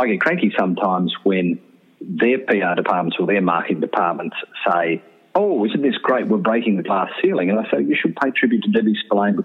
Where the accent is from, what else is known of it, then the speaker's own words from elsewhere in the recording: Canberra, Australian Capital Territory, Australia; also born or lived in Queanbeyan, New South Wales; I was born in Queanbeyan, raised in Canberra